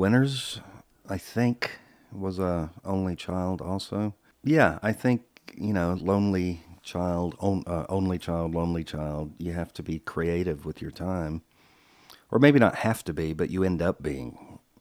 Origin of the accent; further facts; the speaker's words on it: Charlotte, North Carolina, United States; moved away as an adult; also born or lived in Salisbury, North Carolina / California; I was born in Salisbury, North Carolina, nineteen sixty-three. Then Dad got a job in Charlotte, North Carolina. We moved there when I was about five or six.